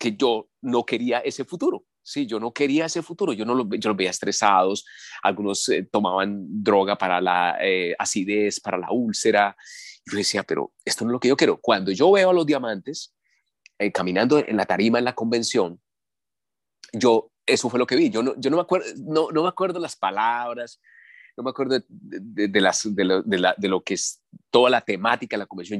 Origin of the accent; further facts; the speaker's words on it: Colombia; Aquí en mi país es un país petrolero